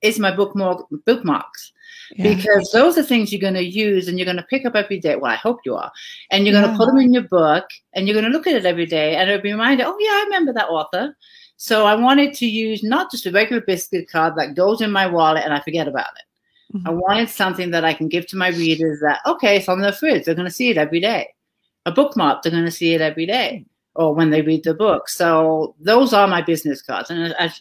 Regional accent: England, United Kingdom; moved away as an adult; now in United States; I grew up in England, a small little, quaint little town

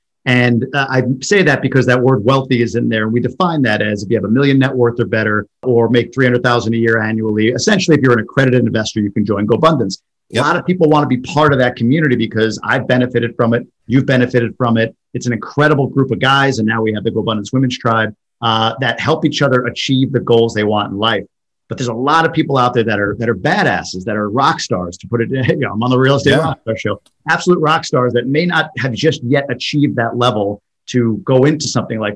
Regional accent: New York, United States; moved away as an adult; also born or lived in Boston; now in Michigan, United States; I'm from New York originally, lived in Boston for quite a few years, and now live in Michigan

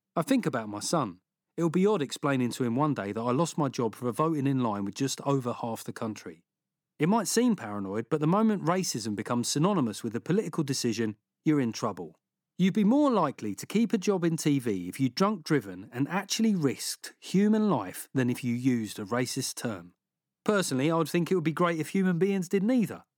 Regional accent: London, United Kingdom; When I was growing up in South London

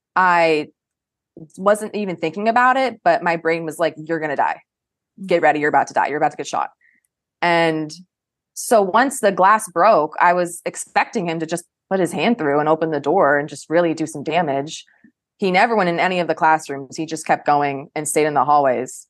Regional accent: Coral Springs, Florida, United States; moved away as an adult; now in Pentagon City, United States; I am from Coral Springs, Florida, which is South Florida, and it's about an hour north of Miami

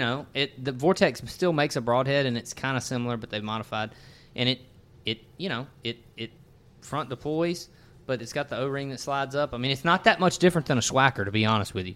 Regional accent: Natchez, Mississippi, United States; in my little neck of the woods growing up in Natchez, Mississippi

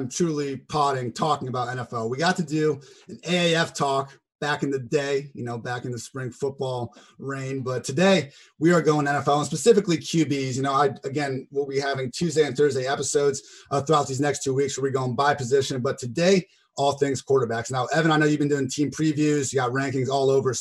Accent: Columbus, Ohio, United States; moved away as an adult; also born or lived in Chicago; I was born and raised in Columbus, Ohio

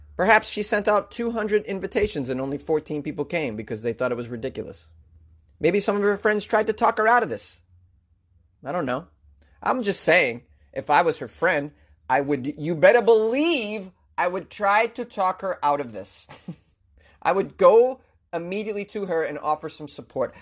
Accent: Massachusetts, United States; my home state of Massachusetts

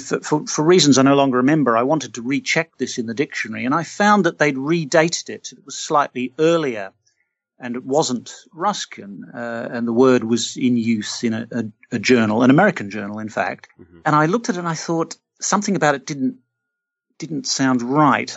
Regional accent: Australia; I'm Australian. I grew up in an Australian city.

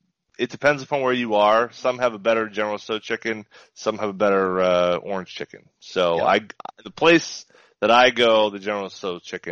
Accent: Maine, United States; born or raised there

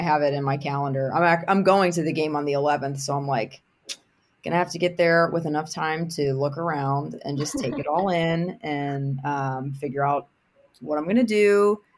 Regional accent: Pittsburgh, Pennsylvania, United States; I'm obviously born and bred in Pittsburgh

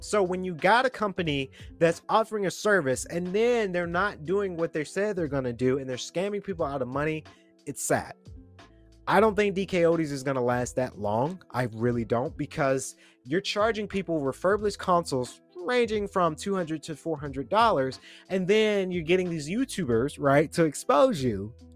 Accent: Atlanta, Georgia, United States; I'm a Georgian, born and raised in Atlanta

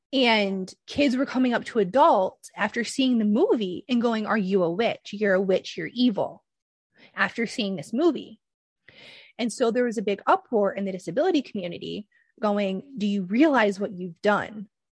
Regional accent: Michigan, United States; I'm from Michigan, so it would snow.

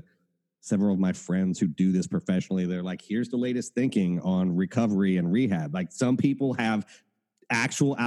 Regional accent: Appalachia, United States; I come from Appalachia.

